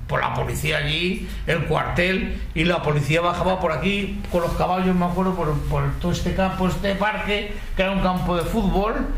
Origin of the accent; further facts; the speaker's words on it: Madrid, Community of Madrid, Spain; ni somos de Tetuán ni somos del barrio del Pilar, que somos de Valdezarza.